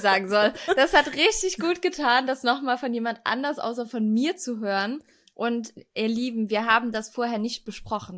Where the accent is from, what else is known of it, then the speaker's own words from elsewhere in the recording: Echtweil, North Rhine-Westphalia, Germany; moved away; Also das Wochenende werde ich dann in Echtweil an meiner Heimat verbringen